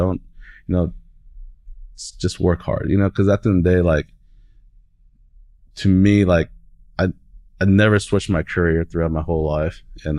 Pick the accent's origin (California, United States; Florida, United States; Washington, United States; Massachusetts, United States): Washington, United States; Seattle; now in Oklahoma, United States; I'm from Seattle. I mean, we got hills everywhere, mountains everywhere.